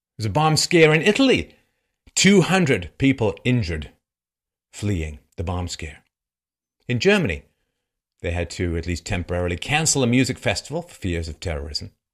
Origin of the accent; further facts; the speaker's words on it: London, United Kingdom; I grew up in London